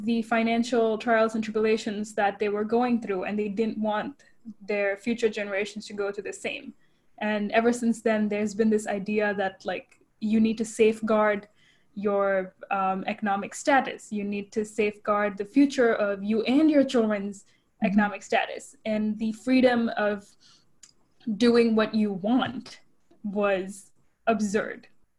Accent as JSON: {"language": "English", "town": "Chennai", "region": "Tamil Nadu", "country": "India", "tie": "born or raised there", "first_language": "English", "moved": "as an adult", "lives_now": "United States", "said": "I grew up in Chennai, so the film scene wasn't huge"}